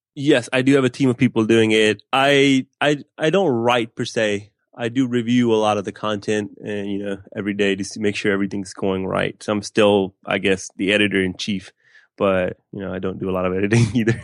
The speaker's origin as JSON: {"language": "English", "town": "West Palm Beach", "region": "Florida", "country": "United States", "tie": "born or raised there", "also_born_or_lived": "Pakistan / Gainesville, Florida", "said": "I grew up in West Palm Beach, Florida"}